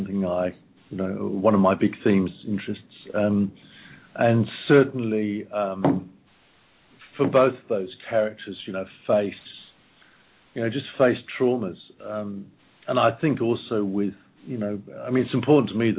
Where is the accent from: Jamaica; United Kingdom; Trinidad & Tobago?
United Kingdom; Malvern, West Midlands; the Malvern Hills where I grew up in England when I was 15